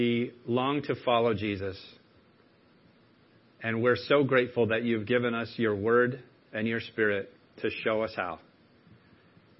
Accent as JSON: {"language": "English", "region": "Maine", "country": "United States", "accent": "Mainer", "said": "given me my Mainer accent back"}